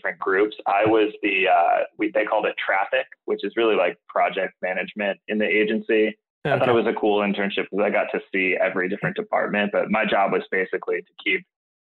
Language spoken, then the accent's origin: English; East Coast, United States; moved away as an adult; now in Bay Area, United States; I grew up on the East Coast, but made my way out to the West Coast about 7 years ago.